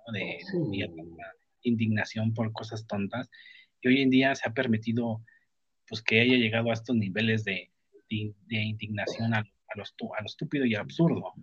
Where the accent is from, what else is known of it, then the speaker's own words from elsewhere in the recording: Mexico; also born or lived in Mexico City; en mi país